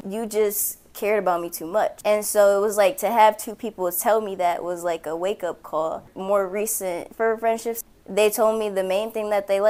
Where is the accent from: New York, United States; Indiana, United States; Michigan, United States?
Michigan, United States; Port Huron; also born or lived in Arizona / Texas / North Carolina; So the thing is, I'm from Port Huron, but like, I've also lived multiple places, so I've never been set and settled in one place. So I'm from there, but I've lived in Arizona, Texas, North Carolina, multiple parts of Michigan.